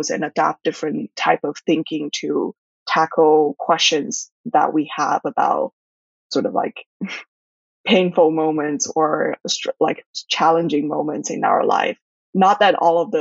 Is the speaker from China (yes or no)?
yes; Shanghai, China; also born or lived in Taiwan; I was raised in Shanghai and my parents are from Taiwan. And but I've always been immersed in a somewhat British and American environment due to the schools